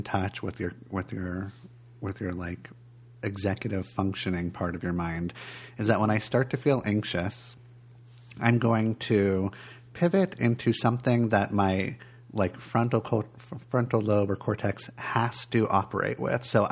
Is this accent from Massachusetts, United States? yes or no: no; California, United States; moved away; I grew up in California